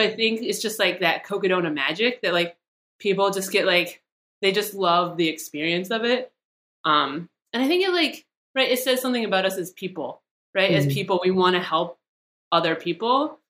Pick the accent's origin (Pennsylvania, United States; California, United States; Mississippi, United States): Pennsylvania, United States; now in Arizona, United States; started doing Aravaipa races when I moved to Arizona 6 years ago. And it just like, it was nice because I came from Pennsylvania and I kind of had like my trail family there